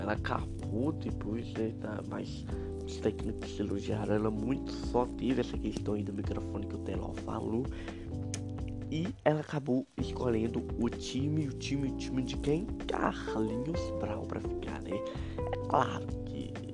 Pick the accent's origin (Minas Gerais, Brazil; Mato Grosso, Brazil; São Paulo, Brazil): Minas Gerais, Brazil; eu sou de Minas Gerais